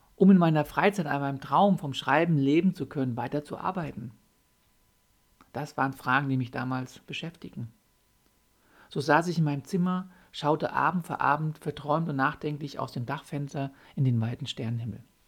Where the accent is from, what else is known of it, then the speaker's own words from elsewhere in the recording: Germany; bei uns in Deutschland